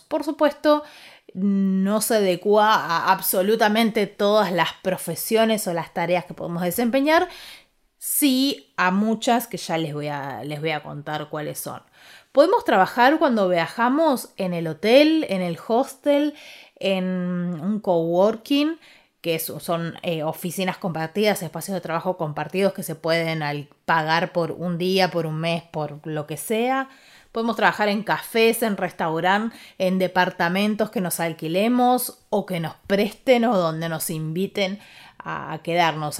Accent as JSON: {"language": "Spanish", "town": "Ushuaia", "region": "Tierra del Fuego", "country": "Argentina", "moved": "yes", "lives_now": "Buenos Aires, Argentina", "said": "me fui a Ushuaia, que es de donde soy yo"}